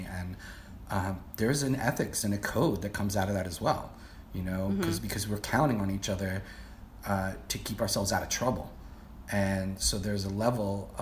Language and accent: English; Brookline, Massachusetts, United States; moved away; in my hometown of Brookline